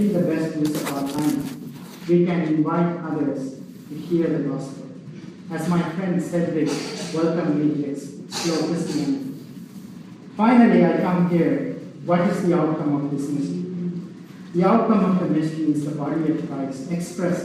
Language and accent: English; Sri Lanka; now in United States; I grew up in Sri Lanka, and I went to an Anglican school, high school